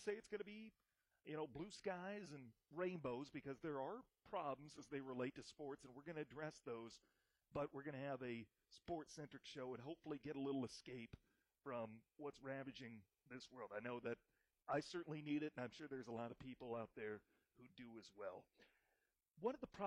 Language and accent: English; Iowa, United States; now in Michigan, United States; my home state